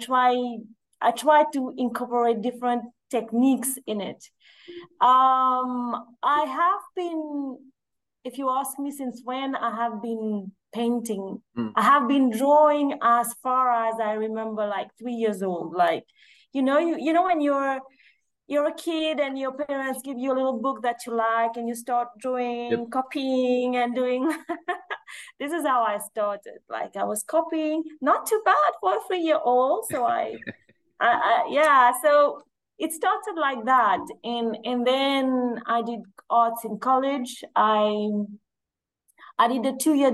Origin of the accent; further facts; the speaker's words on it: Mauritius; now in Seychelles; I was born in Mauritius. My father is Mauritian and my mom is Seychelles